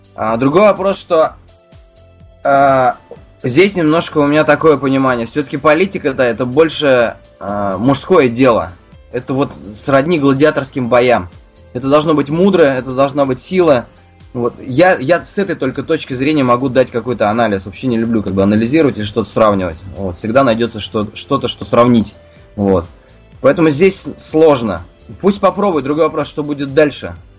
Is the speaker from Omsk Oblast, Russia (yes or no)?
no; Ufa, Bashkortostan, Russia; moved away as an adult; now in Moscow, Russia; Я сам родом из Уфы